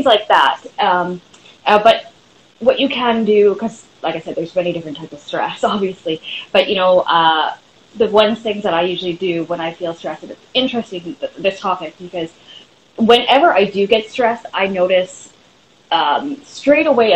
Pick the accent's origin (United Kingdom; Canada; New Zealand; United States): Canada; Vancouver, British Columbia; I'm from Vancouver, British Columbia, Canada